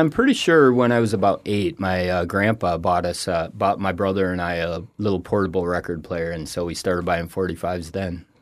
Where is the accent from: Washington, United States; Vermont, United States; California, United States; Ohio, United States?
Ohio, United States; Toledo; moved away as an adult; also born or lived in Rochester, New York / Laramie, Wyoming; now in Florida, United States; I grew up in Toledo, Ohio